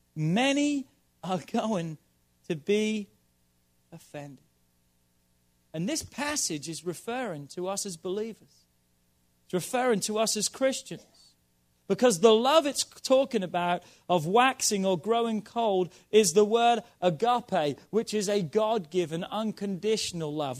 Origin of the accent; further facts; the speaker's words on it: Norwich, East of England, United Kingdom; moved away; my hometown of Norwich